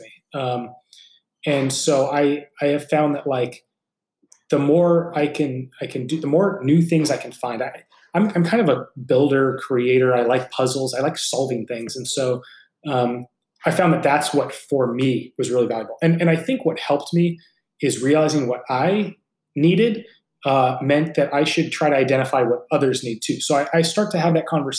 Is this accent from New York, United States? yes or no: no; San Francisco Bay Area, California, United States; This is your hometown team